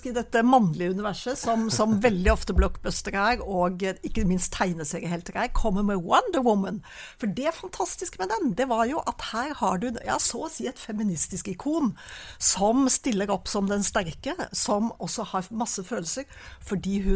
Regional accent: Oslo, Norway; now in Rogaland, Norway; Jeg er fra Jeg er født i Oslo.

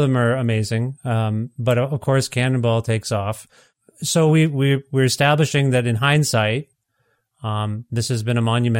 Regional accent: Canada; I'm Canadian. We didn't have MTV. We had Much Music

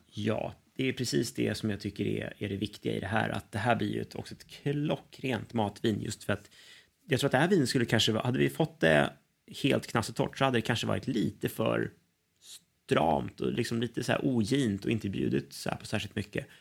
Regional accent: Sweden; oss som, som svenskar

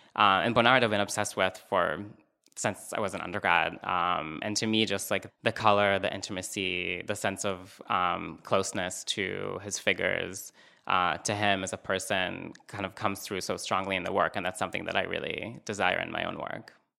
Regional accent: Northern District, Israel; moved away; I'm originally from Israel, um, and I'm from the north, which is close to the West Bank.

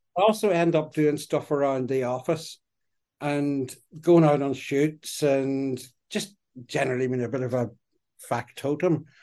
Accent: Derry, Northern Ireland, United Kingdom; also born or lived in Belfast; I grew up in Derry

